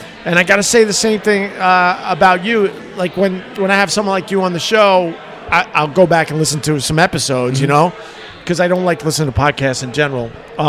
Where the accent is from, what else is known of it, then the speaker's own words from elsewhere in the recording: Long Island, New York, United States; moved away as an adult; also born or lived in Rochester / Buffalo / Geneseo; born and raised on Long Island